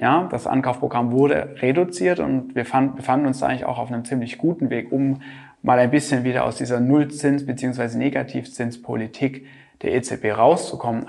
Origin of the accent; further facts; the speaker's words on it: Germany; hier bei uns in Deutschland